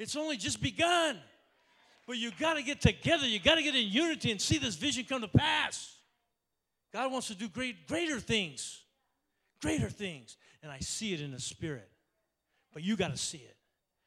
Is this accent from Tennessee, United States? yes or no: no; Oakland, California, United States; I was born in Oakland, okay? I'm Oaktown all the way